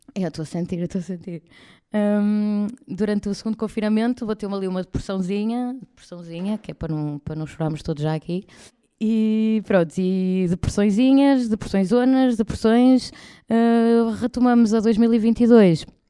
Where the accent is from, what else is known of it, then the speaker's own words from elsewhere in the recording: Espinho, Norte, Portugal; now in Porto, Portugal; Eu fui nascida e criada em Espinho, portanto estive lá até aos de, de, de 18, mais ou menos